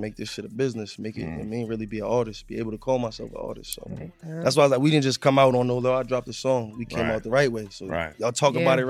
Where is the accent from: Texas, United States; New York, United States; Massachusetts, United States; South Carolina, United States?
Massachusetts, United States; Boston; also born or lived in Roxbury, Boston; I'm from like Dorchester. I was born in Roxbury. I lived there till I was like 10, 11.